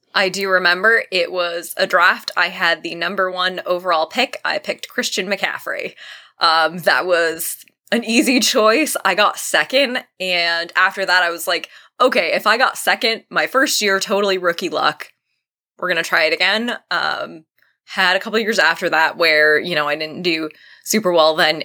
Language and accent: English; Vermont, United States; I'm from Vermont